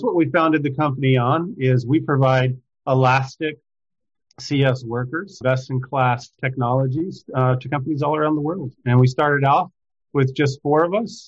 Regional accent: Cleveland, Texas, United States; moved away as an adult; also born or lived in Seattle / London / Boston / San Francisco; I grew up in a small town in Texas, Cleveland, Texas, about 7,000 individuals there.

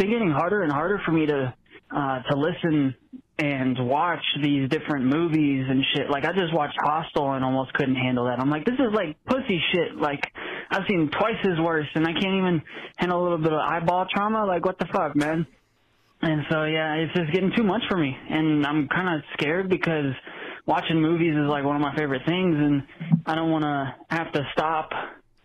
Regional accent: Las Vegas, Nevada, United States; I'm 19. I'm from Las Vegas.

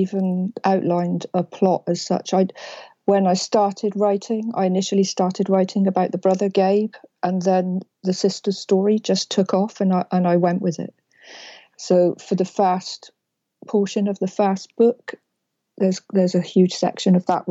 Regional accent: England, United Kingdom; I'm from England

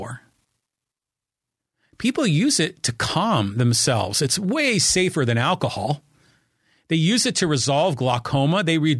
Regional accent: Poway, California, United States; You know, my hometown of Poway, they don't allow cannabis dispensaries in Poway, which I find just insane.

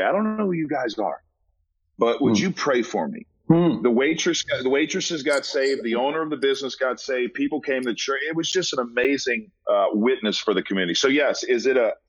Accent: New Orleans, Louisiana, United States; moved away; I'm from New Orleans

